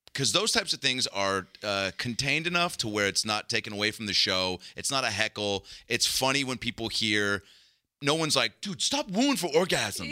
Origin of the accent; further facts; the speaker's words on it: Seattle, Washington, United States; growing up in Seattle